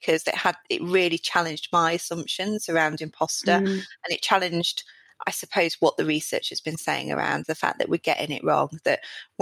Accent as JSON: {"language": "English", "area": "South Derbyshire", "region": "East Midlands", "country": "United Kingdom", "said": "I'm from South Derbyshire, from a pit village"}